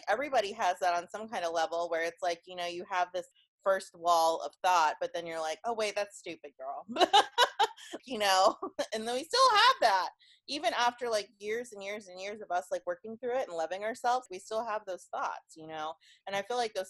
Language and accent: English; Kansas, United States; I'm from Kansas